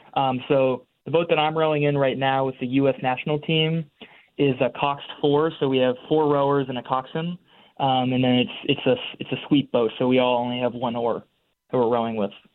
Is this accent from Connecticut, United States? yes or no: yes; Madison, Connecticut, United States; moved away as an adult; also born or lived in Williamstown, Massachusetts; now in Cambridge, United States; born and raised in Madison, Connecticut